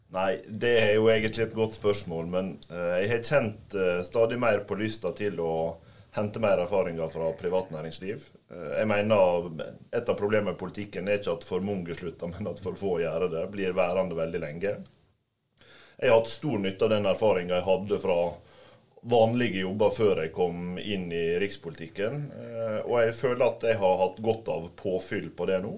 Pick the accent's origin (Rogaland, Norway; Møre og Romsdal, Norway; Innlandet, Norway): Møre og Romsdal, Norway; Volda; jeg satt eh, i kommunestyret hjemme i Volda